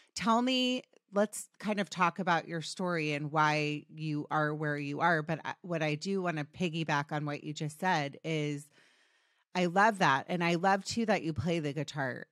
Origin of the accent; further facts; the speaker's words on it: Potomac, Maryland, United States; I grew up in D C, by the way, Potomac, Maryland